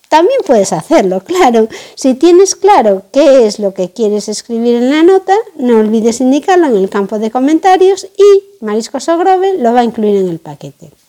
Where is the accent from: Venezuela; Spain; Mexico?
Spain; A Coruña, Galicia; La Ría de Arosa está en Pontevedra, justamente en el límite con La Coruña. Yo soy de La Coruña, así que realmente no los conocía de nada.